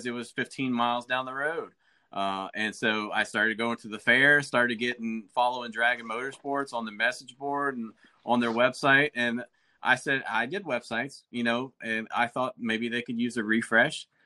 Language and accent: English; Athens, Alabama, United States; moved away; I grew up in Athens, Alabama